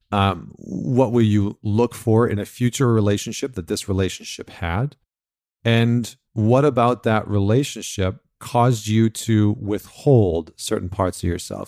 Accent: Canada; I'm from Canada.

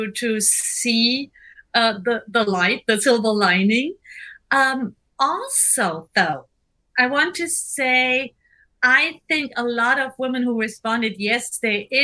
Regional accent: Germany; English is a second language; now in Seattle, United States; I'm German.

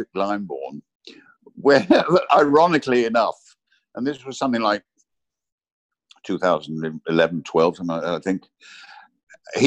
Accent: Watford, East of England, United Kingdom; moved away as an adult; also born or lived in Sussex / Rome; I grew up in Watford, on the outskirts of Watford

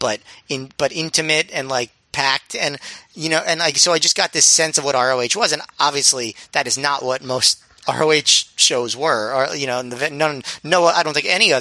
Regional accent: New York, United States; as a New Yorker

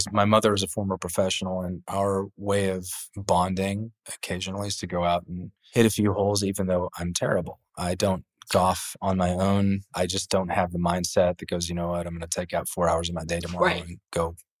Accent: Tennessee, United States; I'm from Tennessee

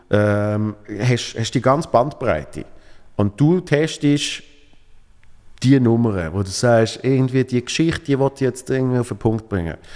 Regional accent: Switzerland; now in Berlin, Germany; Ich bin hier in Berlin, wow, als Schweizer in Berlin

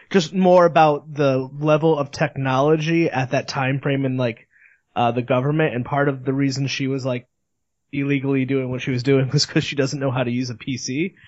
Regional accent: Northeast, United States; I'm from the Northeast

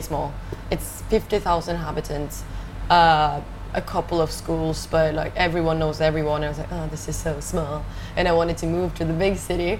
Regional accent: Ålesund, Møre og Romsdal, Norway; English is a second language; moved away; I grew up in a city called Ålesund

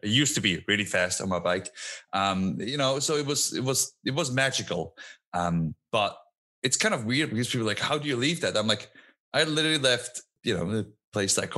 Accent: Switzerland; first language Swiss German; English is a second language; moved away as an adult; now in United States; two villages over from where I grew up

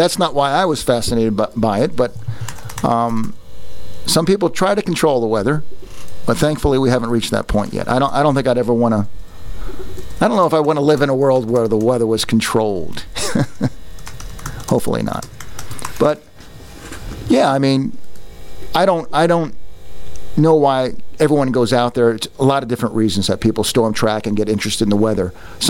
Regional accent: Northeast, United States; I grew up in the Northeast near

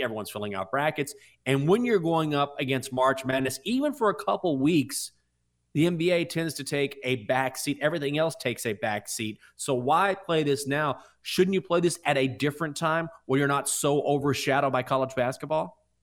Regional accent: United States; I'm an American

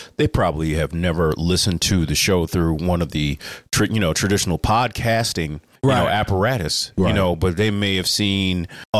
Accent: Indiana, United States; we're from Indiana.

